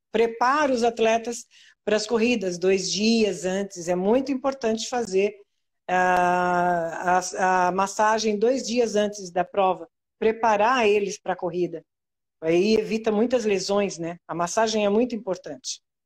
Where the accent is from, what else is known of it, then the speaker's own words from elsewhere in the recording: São Paulo, Brazil; now in Santa Catarina, Brazil; Eu sou de São Paulo, né? Da capital de São Paulo.